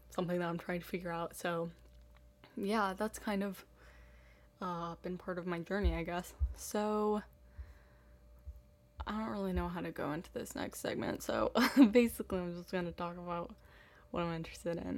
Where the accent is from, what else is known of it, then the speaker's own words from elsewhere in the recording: Boston, Massachusetts, United States; also born or lived in East Africa; I was raised in Boston for the first seven years of my life, and then in East Africa until I moved back to the States for college.